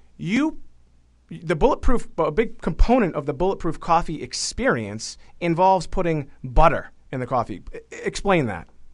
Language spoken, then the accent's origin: English; Boston, Massachusetts, United States; I'm from Boston